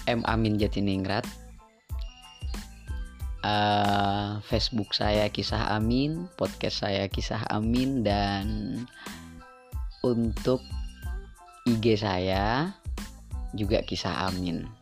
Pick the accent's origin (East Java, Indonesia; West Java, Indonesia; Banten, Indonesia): East Java, Indonesia; now in Malang, Indonesia; Uh, saya asli Madura, kemudian saya juga pernah ada di pondok pesantren meskipun sebentar terus setelah itu saya melanjutkan pendidikan saya ke kota Malang